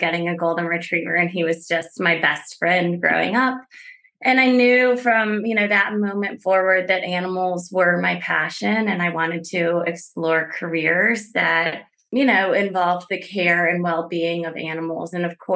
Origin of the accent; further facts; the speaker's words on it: Greensboro, North Carolina, United States; I grew up in North Carolina, specifically Greensboro.